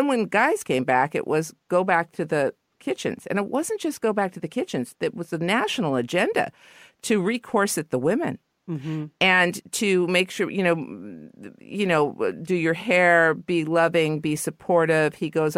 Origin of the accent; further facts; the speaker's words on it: Los Angeles, California, United States; You know, I used to be, I guess, embarrassed because I'm from L.A., but I'm from the Valley. So deep in the Valley that I thought Ventura Boulevard was the other side of the hill.